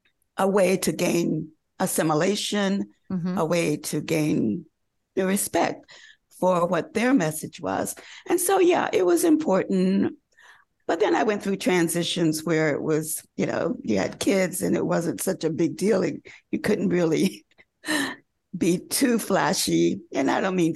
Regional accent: North Carolina, United States; I grew up in North Carolina

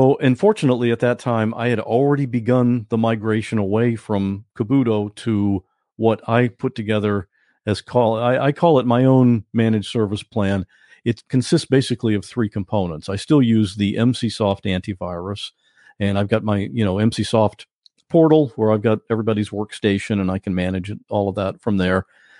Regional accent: Ohio, United States; born there; also born or lived in Maine; now in Florida, United States; Well, I was born in Ohio. I from Ohio to Florida to Maine, now back to Florida.

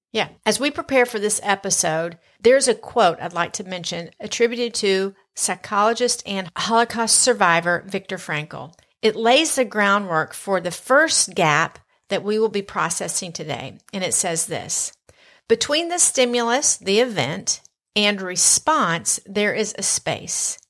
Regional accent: the South, United States; accent: Southern; my Southern accent may be a little bit stronger this episode

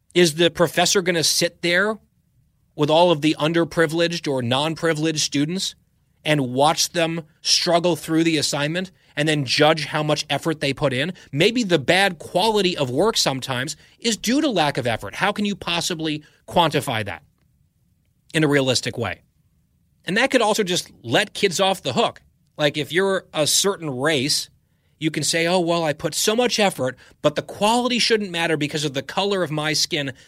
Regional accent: New Jersey, United States; now in Virginia, United States; I grew up in New Jersey

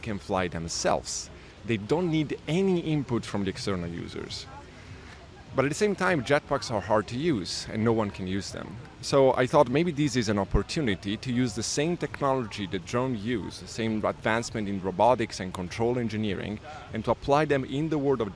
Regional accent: Bari, Apulia, Italy; moved away as an adult; also born or lived in Geneva, Switzerland / Zurich, Switzerland; now in Brooklyn, United States; I was born and raised in Italy

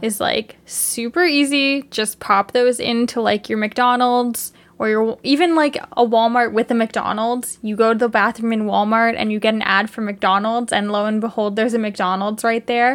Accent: Canada; as two Canadian people

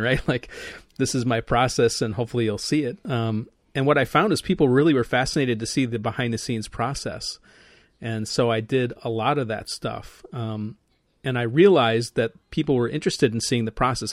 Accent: Midwest, United States; I'm a Midwesterner

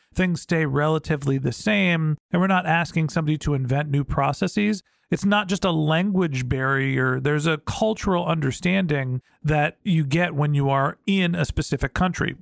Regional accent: United States; I'm from the United States

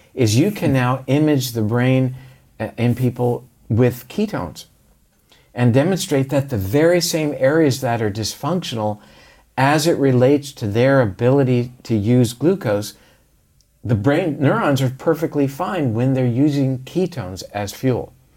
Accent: Florida, United States; we did drink a lot of orange juice growing up in Florida

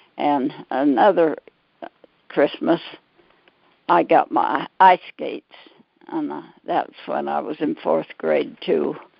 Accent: Pleasant Grove, Utah, United States; born and raised in Pleasant Grove

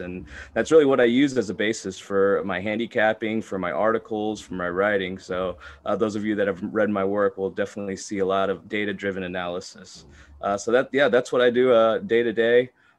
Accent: Houston, Texas, United States; I was born and raised here in Houston, Texas.

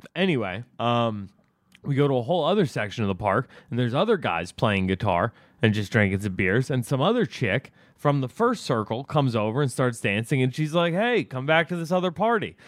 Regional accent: United States; as the American taxpayers

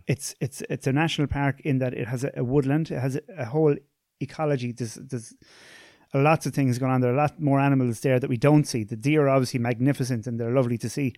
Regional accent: Tipperary, Munster, Ireland; I'm from, I'm from Tipperary

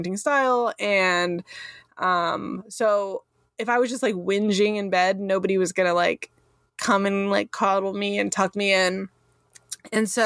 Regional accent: Sonoma County, California, United States; I grew up in Sonoma County in California.

